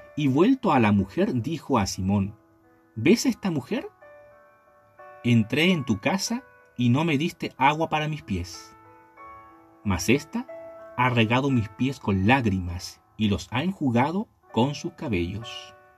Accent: Chile; also born or lived in La Calera; en mi país, en mi hermoso país llamado Chile

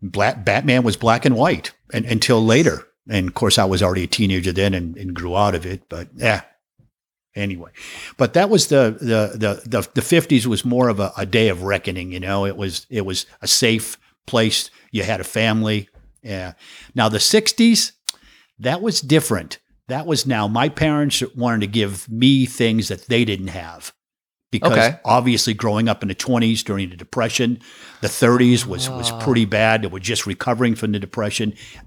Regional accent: Walpole, Massachusetts, United States; also born or lived in Brighton; I was born in St. Elizabeth's Hospital in Brighton, Massachusetts. And I grew up in this little town called Walpole, which is... 25 miles from Boston. No, I'm sorry. 18 miles from Boston and 18 miles from Providence, Rhode Island.

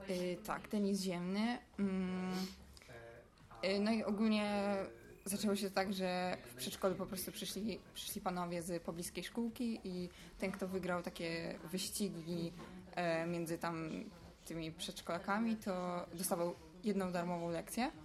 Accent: Warsaw, Masovian Voivodeship, Poland; ja jestem z Ursynowa

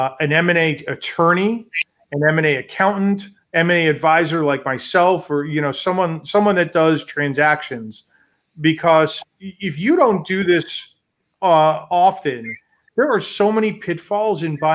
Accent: New York, United States; now in Chicago, United States; I'm from New York

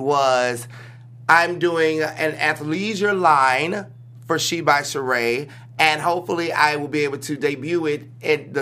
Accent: the South, United States; I grew up in the South, flamboyantly black and gay

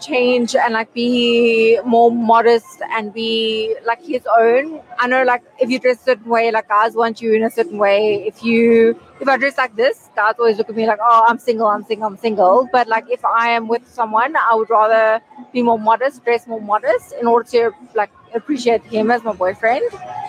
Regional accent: South Africa

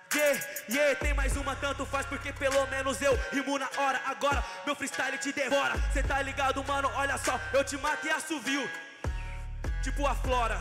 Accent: São Paulo, Brazil; Eu vim lá de SP

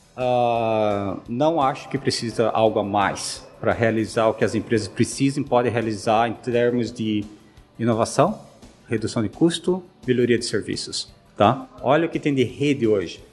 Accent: Joinville, Santa Catarina, Brazil; moved away as an adult; also born or lived in United States; sou de Santa Catarina, sou joinvilense. Nasci lá na cidade, é, eduquei, uh, estudei lá, fiz engenharia

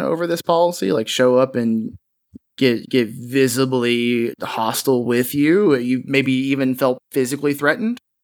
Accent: Kentucky, United States; I'm from Kentucky

